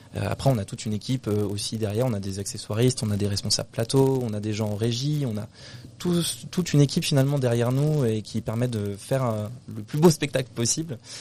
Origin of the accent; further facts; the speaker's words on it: Brittany, France; also born or lived in Paris; je suis du coup en Bretagne depuis que j'ai 6 ans